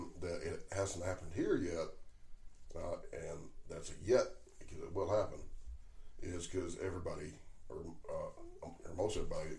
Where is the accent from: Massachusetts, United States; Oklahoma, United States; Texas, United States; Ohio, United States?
Oklahoma, United States; in my home state of Oklahoma